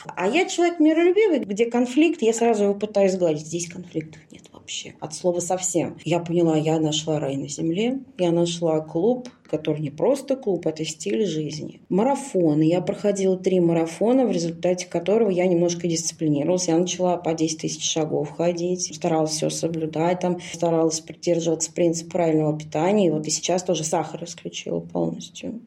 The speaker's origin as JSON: {"language": "Russian", "town": "Krasnogorsk", "region": "Moscow Oblast", "country": "Russia", "said": "Я из Красногорска"}